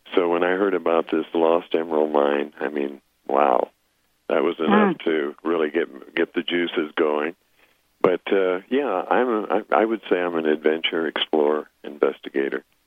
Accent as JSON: {"language": "English", "area": "Apache Reservation", "region": "eastern Arizona", "country": "United States", "tie": "born or raised there", "moved": "as an adult", "said": "I grew up on the Apache Reservation in eastern Arizona"}